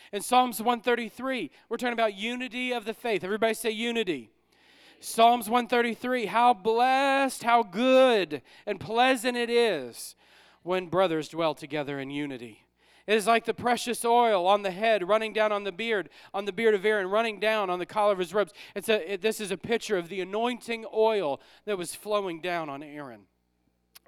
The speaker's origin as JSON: {"language": "English", "town": "New Orleans", "region": "Louisiana", "country": "United States", "moved": "as an adult", "lives_now": "Ohio, United States", "said": "We're from New Orleans"}